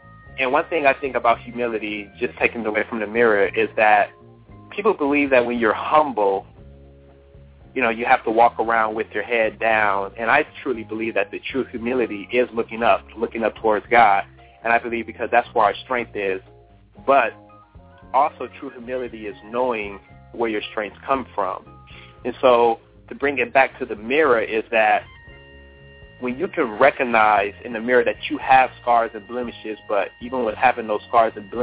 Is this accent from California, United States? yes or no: yes; Los Angeles, California, United States; moved away as an adult; also born or lived in Miami, Florida; now in Atlanta, United States; Well, I was born and raised in Los Angeles, California. I'm a West Side guy.